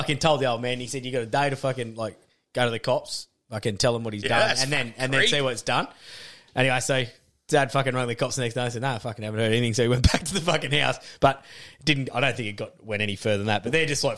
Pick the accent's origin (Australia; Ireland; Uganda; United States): Australia; Murwillumbah, New South Wales; also born or lived in Fernvale; I lived on the back of the footy fields of Moorba